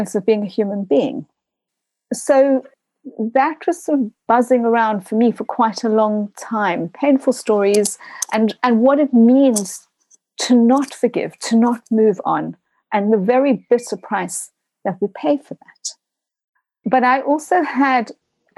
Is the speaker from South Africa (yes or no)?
yes; South Africa; moved away as an adult; now in United Kingdom; a South African, having grown up during those years, having gone to what I now understand is called, and understandably so, an apartheid school